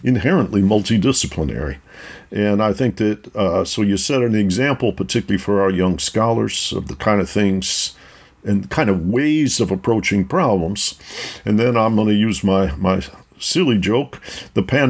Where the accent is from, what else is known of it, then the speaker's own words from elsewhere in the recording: Detroit, Michigan, United States; I grew up in Detroit, Michigan